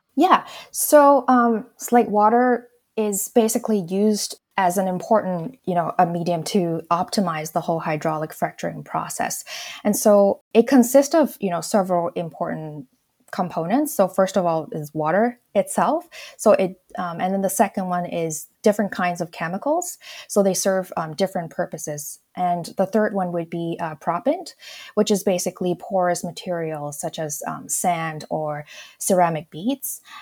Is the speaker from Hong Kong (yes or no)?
yes; Hong Kong; moved away; I grew up in Hong Kong.